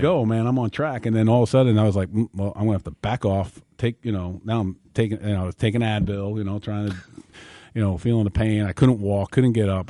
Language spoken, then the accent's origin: English; New York, United States; growing up in New York